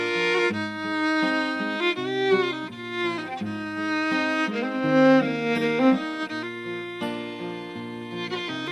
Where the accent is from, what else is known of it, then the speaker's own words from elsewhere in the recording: Peoria, Illinois, United States; We are from Peoria